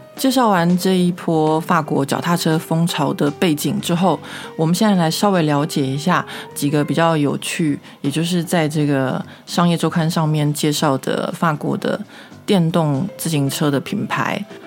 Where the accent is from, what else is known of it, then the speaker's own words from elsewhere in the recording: Taiwan; now in Paris, France; 秉着我台湾人的服务精神